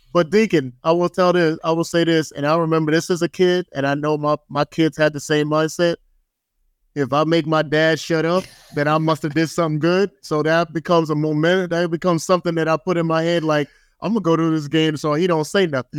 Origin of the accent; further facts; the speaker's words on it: Bayonne, New Jersey, United States; moved away; growing up in Bayonne, New Jersey